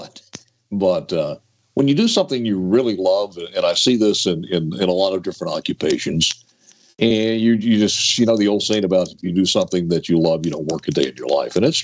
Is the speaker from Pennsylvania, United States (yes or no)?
no; Shaw, Mississippi, United States; We grew up in Shaw, Mississippi, on a 100-acre farm